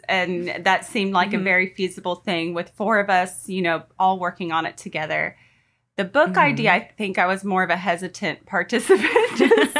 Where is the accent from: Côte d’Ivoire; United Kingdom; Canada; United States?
United States; Portland, Oregon; I am a convert in 2012, and I grew up right outside of Portland, Oregon.